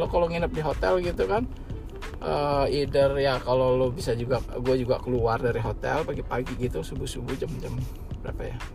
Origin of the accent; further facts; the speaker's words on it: Indonesia; wah selama ini gue waktu dari kecil sampai gede di Indo gitu yang udah biasa denger beginian tiba-tiba hilang gitu nah saat ini gue balik ke Indo kedengeran lagi gitu